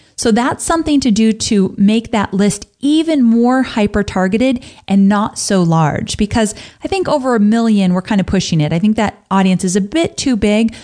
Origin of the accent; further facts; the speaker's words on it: California, United States; growing up in California